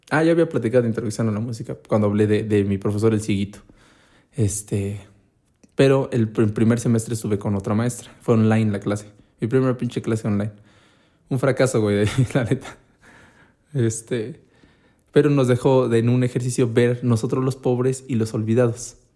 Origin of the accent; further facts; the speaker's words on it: Mexico; como buenos mexicanos malinchistas